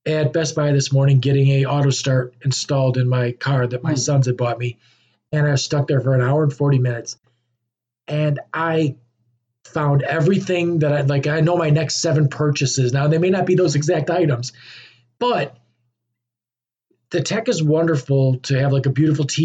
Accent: United States

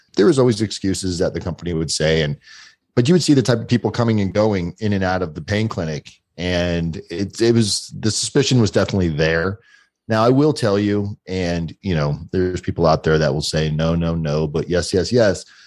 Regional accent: South Florida, United States; I grew up in South Florida

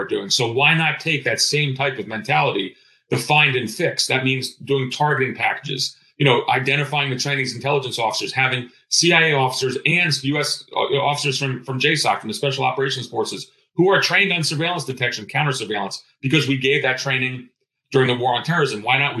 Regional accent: Greece; now in United States; I'm of Greek background. I was born in Greece.

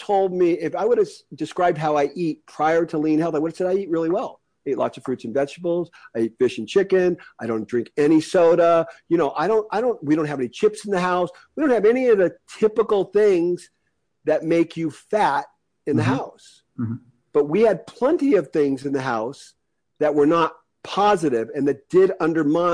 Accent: United States; I'm an American. I'm very lucky to be an American.

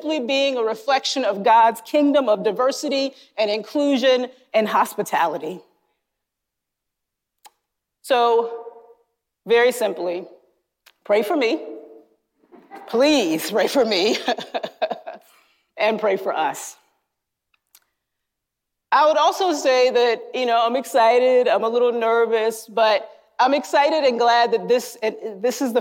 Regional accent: North Carolina, United States; moved away; Growing up in North Carolina in churches that in many ways I deeply loved and that shaped me

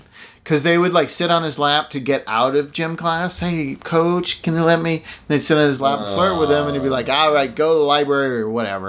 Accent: Massachusetts, United States; moved away; And I grew up in Massachusetts, so a lot of the time it's fucking cold outside.

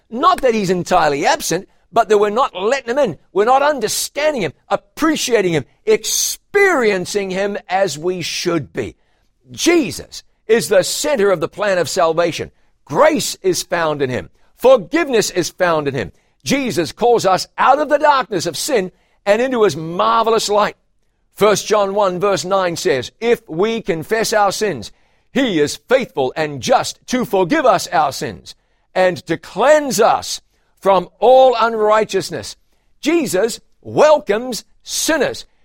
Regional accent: a town near Taupiri and Huntly, Waikato, New Zealand; my hometown

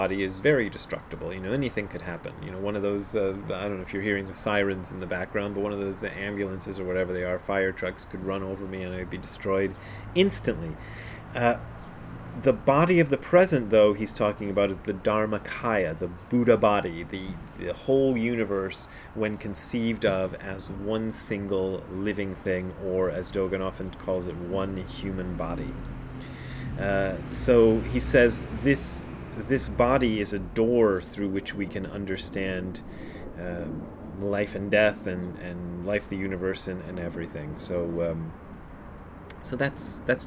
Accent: Hamilton, Ohio, United States; moved away; also born or lived in Nairobi, Kenya / Japan; I was born in Hamilton, Ohio, and lived in Nairobi, Kenya, and worked in Japan

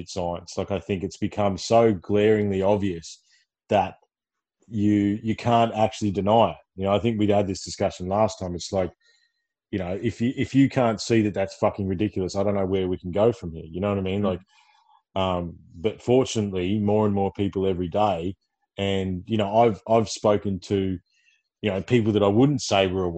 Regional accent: Ballarat, Victoria, Australia; I hail from Ballarat

